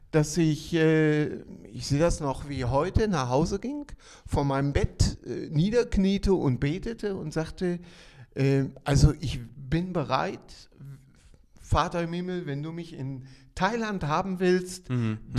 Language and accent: German; Bielefeld, North Rhine-Westphalia, Germany; äh, ich komme aus Ostwestfalen, also aufgewachsen in der Nähe von Bielefeld und bin dort so sozialisiert äh, in einer christlichen Gemeinschaft